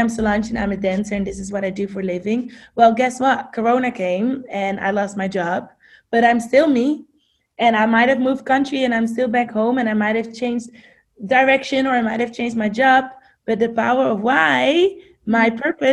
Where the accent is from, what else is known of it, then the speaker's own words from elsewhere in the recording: Amsterdam, North Holland, Netherlands; English is a second language; moved away as an adult; now in United States; I grew up, like you said, in Amsterdam, born and raised